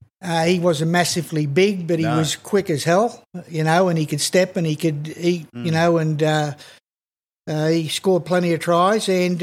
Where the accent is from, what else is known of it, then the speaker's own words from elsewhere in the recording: Wagga Wagga, New South Wales, Australia; moved away as an adult; also born or lived in Sydney; I come from Wagga.